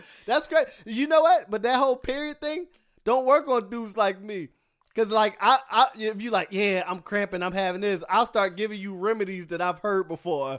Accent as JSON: {"language": "English", "town": "Philadelphia", "region": "Pennsylvania", "country": "United States", "moved": "yes", "said": "I'm from Philly."}